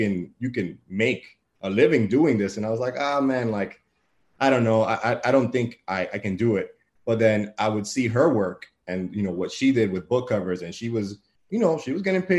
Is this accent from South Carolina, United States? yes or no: no; New York City, New York, United States; also born or lived in Bronx; I was born and raised in Washington Heights on the block of 170th between St. Nicholas and Audubon.